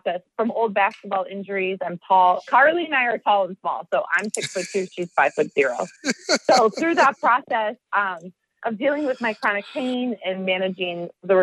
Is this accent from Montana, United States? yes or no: no; Oregon, Wisconsin, United States; also born or lived in Madison, Wisconsin; now in Healdsburg, United States; I'm from Oregon, Wisconsin. So not Oregon, the state. I'm actually a Midwesterner